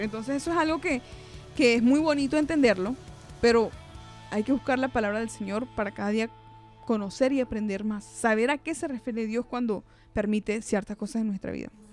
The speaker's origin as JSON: {"language": "Spanish", "country": "Venezuela", "tie": "born or raised there", "said": "yo nací en Venezuela, por ejemplo, eh, yo nací en el año 94"}